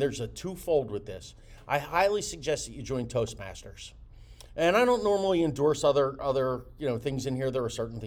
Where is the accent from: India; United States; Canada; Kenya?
United States; Jersey Shore, greater Philadelphia area, New Jersey; moved away as an adult; now in Florida, United States; I'm from the greater Philadelphia area, I'm from the Jersey Shore.